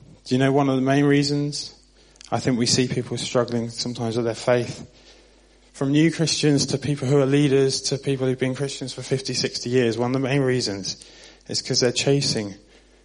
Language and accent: English; Southampton, South East England, United Kingdom; moved away; I'm from Southampton on the South Coast.